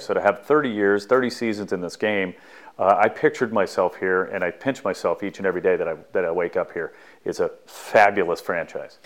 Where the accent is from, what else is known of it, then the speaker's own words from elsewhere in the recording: Southern California, United States; growing up in Southern California